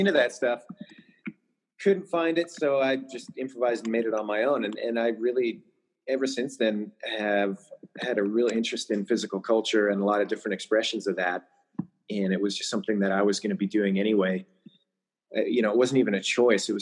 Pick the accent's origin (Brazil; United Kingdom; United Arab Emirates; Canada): Canada; moved away as an adult; now in United States; So, I was born in Canada, so Canadian by birth. I got my citizenship to the United States 2 years ago, but I've been living here for 15 years.